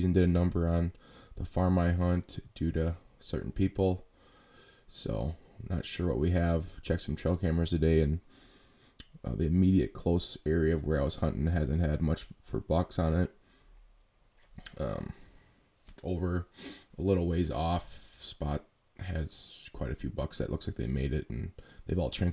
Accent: Wisconsin, United States; we're from Wisconsin

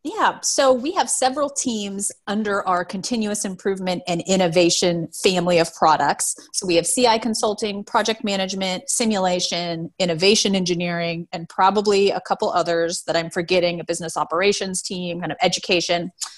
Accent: Seattle, Washington, United States; I'm, I'm from Seattle

